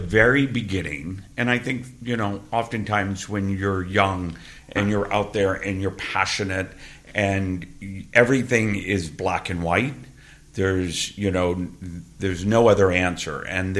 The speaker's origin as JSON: {"language": "English", "region": "Georgia", "country": "United States", "tie": "born or raised there"}